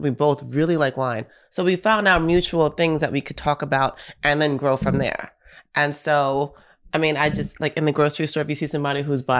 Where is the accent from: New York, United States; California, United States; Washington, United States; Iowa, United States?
New York, United States; I'm from New York